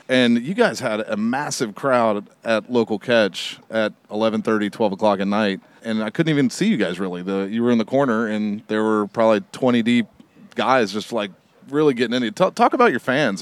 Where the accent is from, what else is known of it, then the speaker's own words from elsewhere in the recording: Long Beach, California, United States; I'm, from Long Beach too